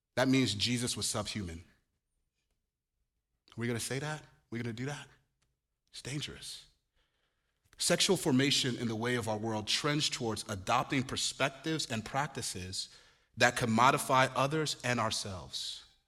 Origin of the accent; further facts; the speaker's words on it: Nigeria; moved away; also born or lived in Chicago; I'm Nigerian.